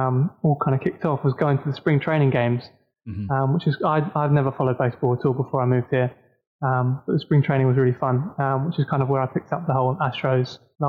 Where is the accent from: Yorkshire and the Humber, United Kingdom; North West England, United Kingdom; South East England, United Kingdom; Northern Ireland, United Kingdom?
South East England, United Kingdom; Horsham; moved away as an adult; also born or lived in Allentown, Pennsylvania / Birmingham / London; now in Tampa, United States; So I'm originally from West Sussex, Horsham. That's kind of where I went to school. I lived in America for 3 years when I was 11 to 14.